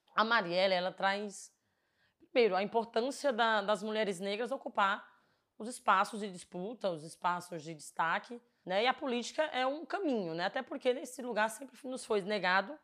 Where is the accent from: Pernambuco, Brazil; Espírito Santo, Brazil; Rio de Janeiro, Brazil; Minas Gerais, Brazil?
Pernambuco, Brazil; Floresta do Navio; now in São Paulo, Brazil; eu sou do Nordeste, para quem não sabe, sou de Floresta do Navio. E lá é natural, uma cidade muito pequena, né? E lá você conhece todo mundo